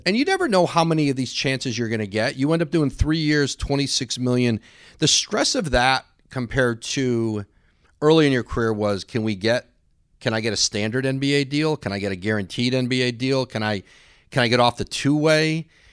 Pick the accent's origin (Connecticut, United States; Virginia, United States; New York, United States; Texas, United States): Connecticut, United States; Bristol; I grew up in New England